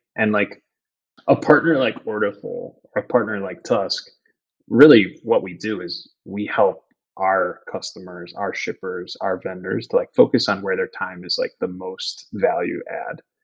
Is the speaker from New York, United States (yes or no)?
no; McFarland, Wisconsin, United States; also born or lived in Madison, Wisconsin; now in Chicago, United States; I was born in Madison, grew up in a little town called McFarland, just outside of Madison.